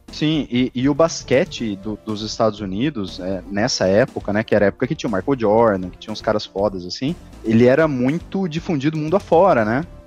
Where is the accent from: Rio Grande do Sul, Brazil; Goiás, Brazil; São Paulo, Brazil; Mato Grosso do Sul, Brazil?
São Paulo, Brazil; interior of; Eu sou do interior de São Paulo